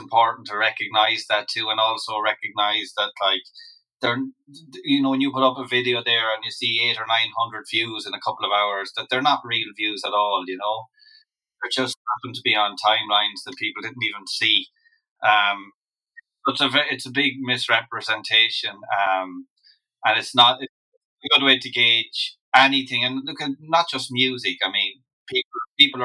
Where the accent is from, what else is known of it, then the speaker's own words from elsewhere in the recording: Loughrea, Connacht, Ireland; I'm from Loughrea. I'm from the town itself.